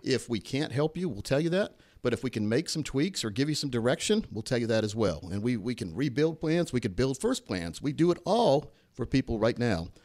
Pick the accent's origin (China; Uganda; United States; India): United States; Laurinburg, North Carolina; when I grew up back in Laurenburg, North Carolina